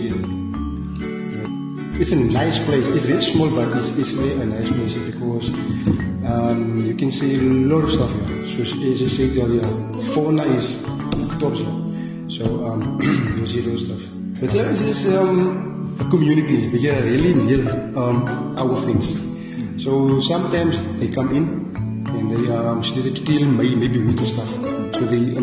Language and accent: English; Ladysmith, Western Cape, South Africa; moved away as an adult; now in Bontebok National Park, South Africa; I was born in Ladysmith. Ladysmith, it's about plus minus 180 km from here, yeah, Suriname. I went to school there as well.